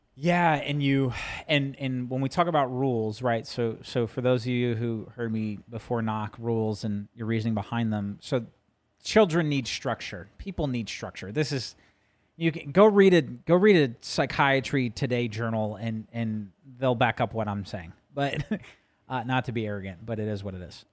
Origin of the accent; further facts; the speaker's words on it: New Jersey, United States; moved away; growing up in Jersey and, you know, going to Madison Square Garden.